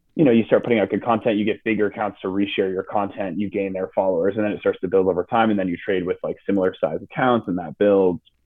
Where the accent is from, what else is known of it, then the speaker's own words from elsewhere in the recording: outside of Boston, Massachusetts, United States; moved away; my parents are from Midwest, but we grew up on the East Coast outside of Boston